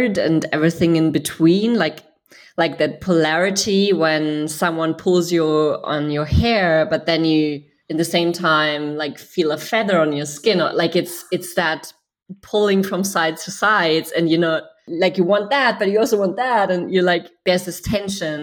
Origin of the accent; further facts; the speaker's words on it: Germany; I grew up in Germany